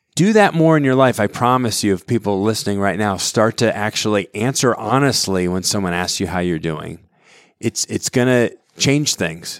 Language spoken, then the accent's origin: English; Southwest Connecticut, United States; I grew up in Connecticut, Southwest Connecticut